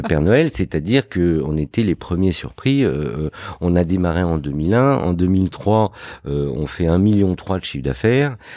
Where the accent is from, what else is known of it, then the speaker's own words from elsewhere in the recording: Fontenay-sous-Bois, Île-de-France, France; also born or lived in Morocco; j'ai grandi euh, dans une banlieue dans le 94 qui s'appelle Fontenay-sous-Bois